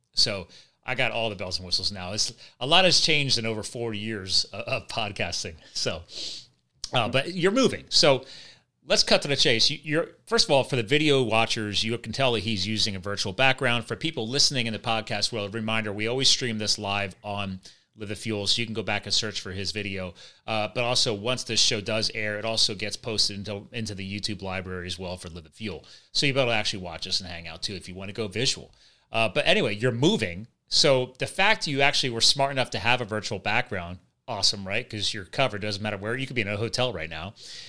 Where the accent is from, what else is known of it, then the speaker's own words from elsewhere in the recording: New Jersey, United States; born there; now in Pennsylvania, United States; I was born in Jersey, but I live in Pennsylvania now.